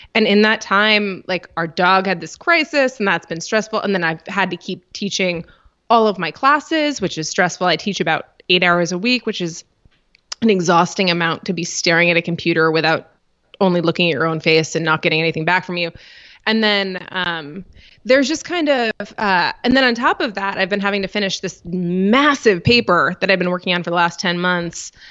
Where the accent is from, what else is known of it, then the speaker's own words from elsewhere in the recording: Rochester, New York, United States; I'm from Rochester, New York